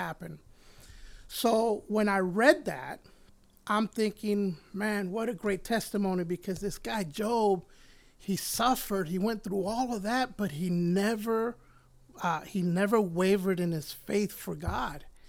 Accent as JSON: {"language": "English", "country": "Puerto Rico", "tie": "born or raised there", "moved": "yes", "said": "I was born in Puerto Rico, and I was raised, uh, close to my grandmother and my grandfather"}